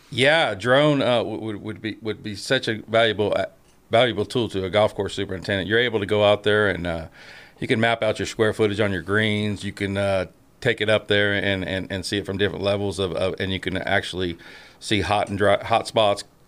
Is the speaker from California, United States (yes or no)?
yes; Northern California, United States; moved away; I was born and raised in Northern California